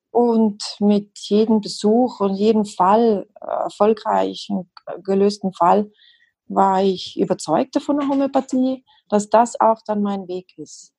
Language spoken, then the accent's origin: German; South Tyrol, Trentino-Alto Adige, Italy; also born or lived in Madrid, Spain; now in Switzerland; ich komme ursprünglich aus dem Südtirol, das hört man vielleicht ein bisschen, und lebe aber schon sehr lange hier in der Schweiz